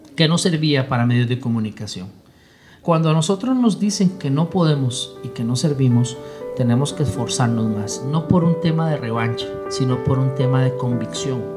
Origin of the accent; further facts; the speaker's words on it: San José, Costa Rica; yo nací en San José, Costa Rica.